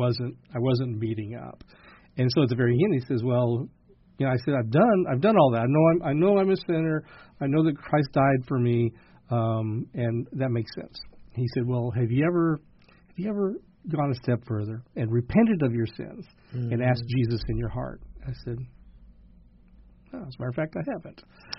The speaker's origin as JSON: {"language": "English", "town": "Dallas", "region": "Texas", "country": "United States", "tie": "born or raised there", "said": "I grew up in North Dallas and went to school."}